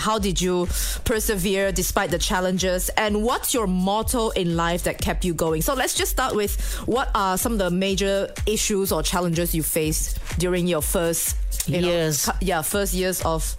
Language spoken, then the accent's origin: English; Sarawak, Malaysia; moved away; every time I visit my hometown in Sarawak